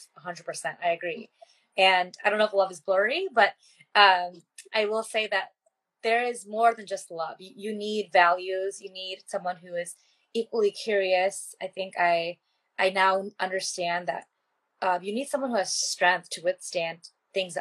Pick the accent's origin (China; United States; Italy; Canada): United States; growing up as an Indian American